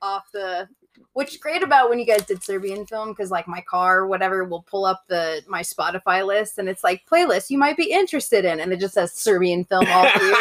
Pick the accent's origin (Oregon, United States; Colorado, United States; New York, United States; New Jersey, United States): Colorado, United States; Denver; I grew up in Colorado. I'm fucking native